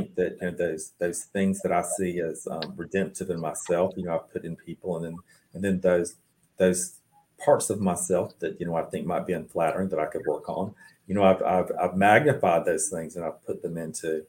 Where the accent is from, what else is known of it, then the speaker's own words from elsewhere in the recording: Cairo, Georgia, United States; We were covered up in Southwest Georgia, in my hometown of Cairo, with cicadas.